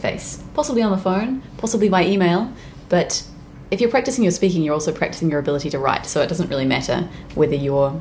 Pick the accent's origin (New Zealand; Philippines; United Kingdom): New Zealand; I'm from New Zealand